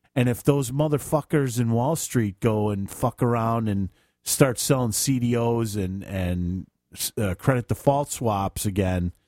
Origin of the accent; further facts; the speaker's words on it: Chicago, Illinois, United States; I'm from Chicago